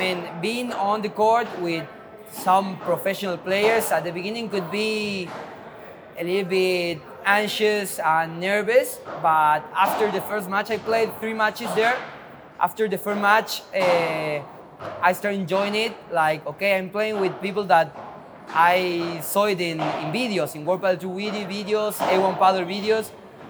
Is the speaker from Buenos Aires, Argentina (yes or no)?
no; General Roca, Río Negro, Argentina; Rio Negro, General Roca, a little city.